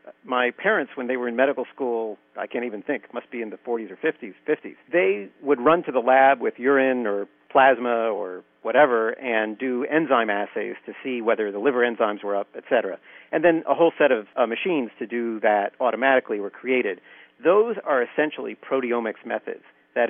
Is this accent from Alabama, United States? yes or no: no; Philadelphia, Pennsylvania, United States; I grew up in Philadelphia, and I went to the University of Pennsylvania